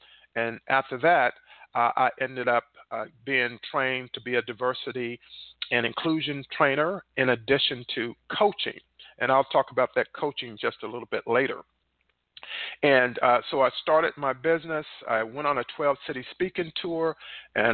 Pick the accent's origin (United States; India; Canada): United States; North Carolina; moved away as an adult; I was born in North Carolina, one of 10 children